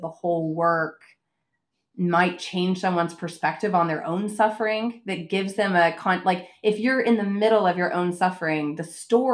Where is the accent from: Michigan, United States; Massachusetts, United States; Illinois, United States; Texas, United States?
Texas, United States; Being a Texan